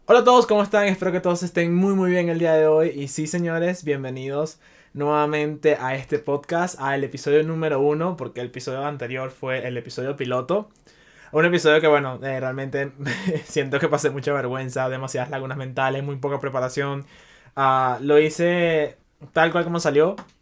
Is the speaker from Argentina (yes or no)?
no; Venezuela; now in Chicago, United States; yo soy inmigrante, yo vengo de Venezuela